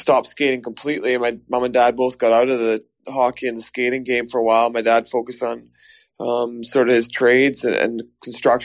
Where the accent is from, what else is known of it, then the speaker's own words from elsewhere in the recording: Glasgow, Scotland, United Kingdom; moved away as an adult; also born or lived in Canada / North America / Belfast / Newcastle; I was growing up in Glasgow